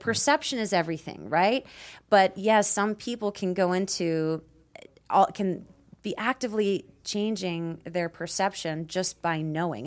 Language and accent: English; Peace River, Alberta, Canada; moved away; I grew up in Canada in a very small town called Peace River